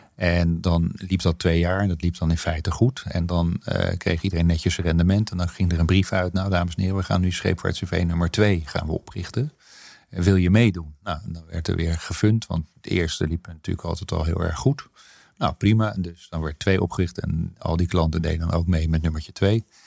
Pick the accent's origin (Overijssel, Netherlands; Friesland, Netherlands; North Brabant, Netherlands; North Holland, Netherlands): North Holland, Netherlands; Hilversum; also born or lived in Soest / Bilthoven; ik ben opgegroeid voor mijn grootste deel van mijn jeugd zeg maar, in Hilversum